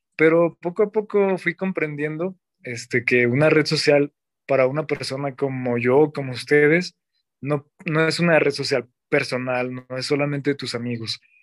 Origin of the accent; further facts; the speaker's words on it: Zacatecas, Mexico; Soy diácono zacatecano. Soy originario de de la capital, Zacatecas.